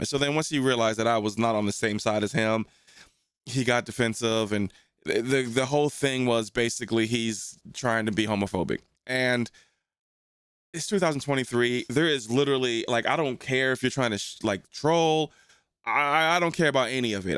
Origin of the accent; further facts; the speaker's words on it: New Jersey, United States; also born or lived in St. Louis; when I grew up in New Jersey